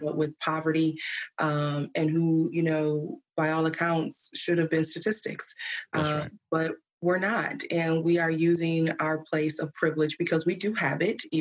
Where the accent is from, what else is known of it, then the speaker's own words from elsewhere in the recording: Flint, Michigan, United States; Growing up in Flint, uh, it was a mixture of smaller city version of Detroit, but also very country in a way.